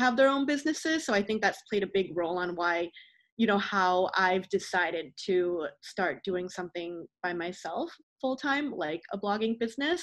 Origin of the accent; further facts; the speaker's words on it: Burnaby, British Columbia, Canada; So I grew up in Greater Vancouver. I've been here, lived here all my life. I grew up in the burbs though, so in Burnaby